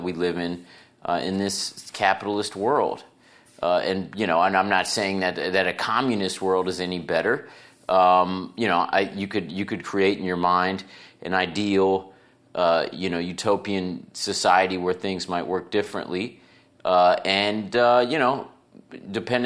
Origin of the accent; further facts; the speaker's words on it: Cincinnati, Ohio, United States; I'm from Cincinnati